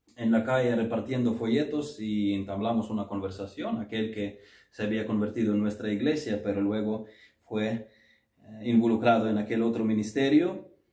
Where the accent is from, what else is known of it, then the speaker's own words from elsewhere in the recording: Ukraine; moved away; nuestra iglesia bautista en Kiev